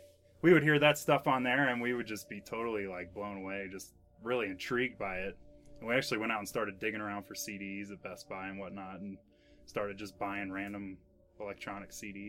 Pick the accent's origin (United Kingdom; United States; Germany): United States; Fairfield, Ohio; Down in Fairfield, it's north of Cincinnati.